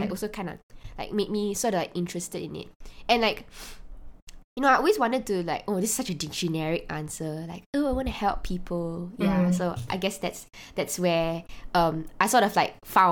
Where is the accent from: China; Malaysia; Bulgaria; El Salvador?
Malaysia; being a Malaysian